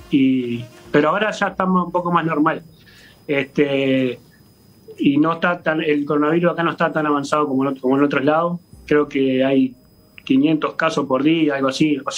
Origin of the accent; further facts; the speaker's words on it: Uruguay; moved away as an adult; hace dos, años y algo que ya que salí de Uruguay no he podido ir, por, por distintos motivos no he podido regresar a Uruguay.